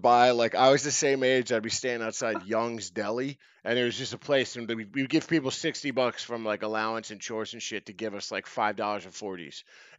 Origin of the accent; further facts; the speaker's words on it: Oreland, Pennsylvania, United States; now in Los Angeles, United States; a little town of Orland, Pennsylvania, about 10 minutes outside Philly.